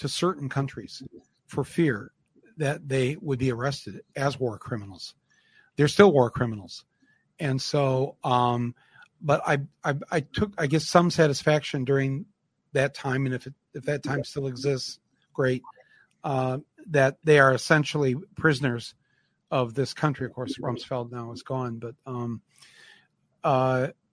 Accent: United States; as an American

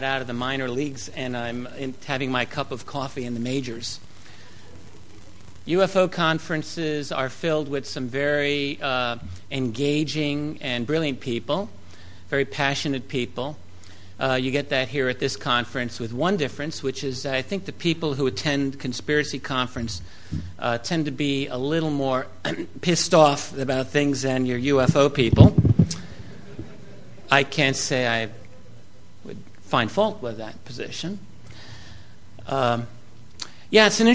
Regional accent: New York City, New York, United States; I'm from the New York City area.

